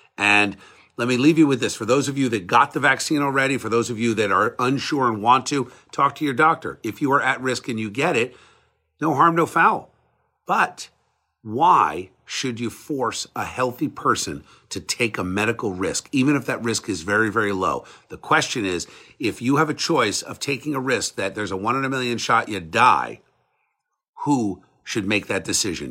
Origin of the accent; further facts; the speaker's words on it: United States; I'm an American